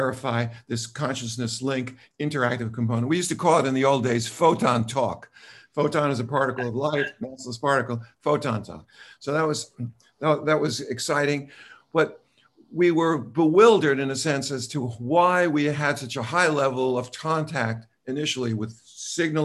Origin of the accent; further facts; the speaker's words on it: New York City, New York, United States; accent: New York; moved away; also born or lived in Los Angeles; And she and I both spent time in New York City. You probably can hear somewhat of my accent.